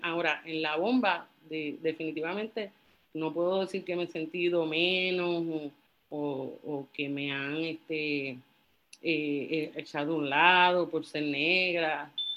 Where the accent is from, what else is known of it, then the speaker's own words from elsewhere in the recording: Carolina, Puerto Rico; also born or lived in San Juan; fui nacida y criada en Carolina